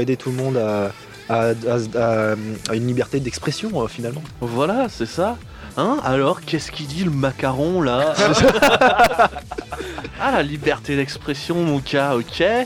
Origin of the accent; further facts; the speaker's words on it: Tours, Centre-Val de Loire, France; nous ne venons pas de Paris, nous nous venons euh, de Touraine, on est de Tours